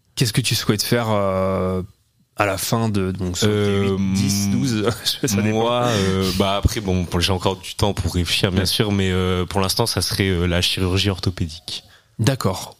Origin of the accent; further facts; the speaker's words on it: Caen, Normandy, France; je suis de Caen